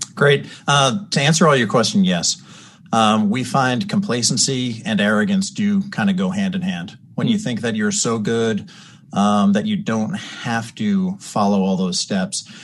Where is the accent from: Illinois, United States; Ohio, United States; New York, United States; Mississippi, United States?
New York, United States; Long Island; I grew up on Long Island